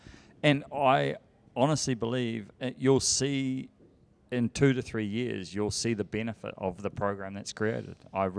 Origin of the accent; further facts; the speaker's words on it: New Zealand; I'm not a Europe guy or an American guy. I'm from New Zealand, so I sit in the middle.